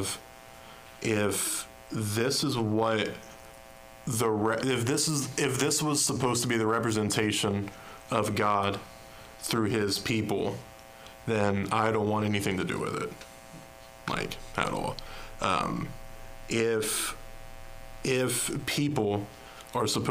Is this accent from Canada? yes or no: no; Ironton, Ohio, United States; born and raised in Ironton, Ohio